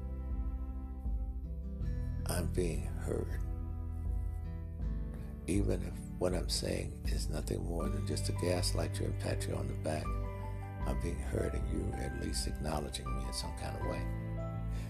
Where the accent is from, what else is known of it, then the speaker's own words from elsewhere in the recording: Mississippi, United States; moved away; also born or lived in Los Angeles; I'm from Mississippi, and I knew people who ate clay dirt when there was nothing to eat